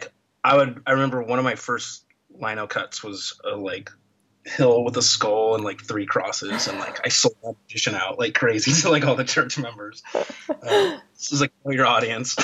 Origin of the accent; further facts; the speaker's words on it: Portland, Oregon, United States; moved away as an adult; also born or lived in Akron, Ohio; now in Seattle, United States; I was born in Akron, Ohio in 1976. My parents moved to Portland pretty much immediately